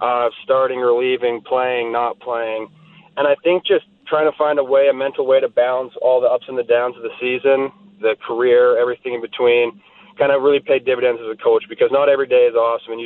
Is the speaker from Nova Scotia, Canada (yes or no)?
no; Southern Alberta, Canada; I grew up in Southern Alberta when I was 12, 13 years old